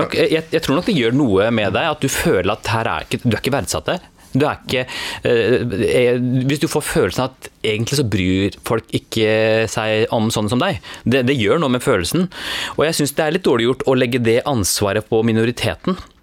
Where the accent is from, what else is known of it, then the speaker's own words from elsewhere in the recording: Norway; jeg er født og oppvokst i Norge.